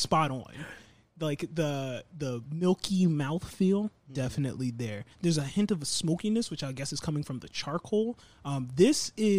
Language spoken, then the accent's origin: English; Philadelphia, Pennsylvania, United States; Born and raised in South Philly